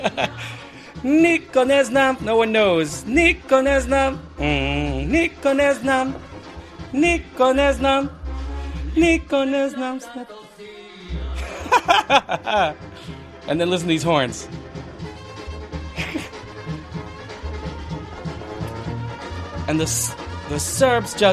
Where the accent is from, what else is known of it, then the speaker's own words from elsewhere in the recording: New York City, New York, United States; moved away as an adult; now in Netherlands; I was born and raised in Brooklyn, New York. I've lived in Holland now for 13 years